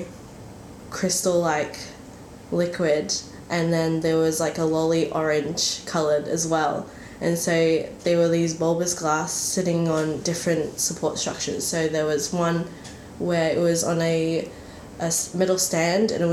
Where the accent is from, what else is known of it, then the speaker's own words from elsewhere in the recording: Brisbane, Queensland, Australia; moved away as an adult; now in Melbourne, Australia; I am originally from Brisbane, and I moved down and finished my honours last year